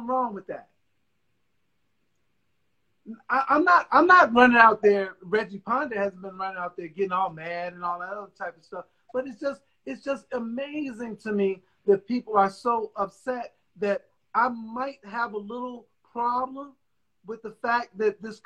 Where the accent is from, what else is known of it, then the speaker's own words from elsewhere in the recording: United States; I've grown up here. I am an American